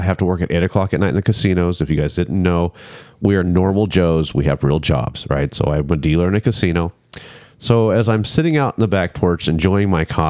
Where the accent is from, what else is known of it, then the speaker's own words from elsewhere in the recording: United States; I'm American.